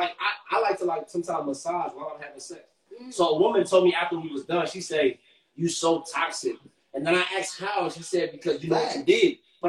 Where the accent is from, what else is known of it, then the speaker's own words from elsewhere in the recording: Nigeria; I'm motherfucking Nigerian.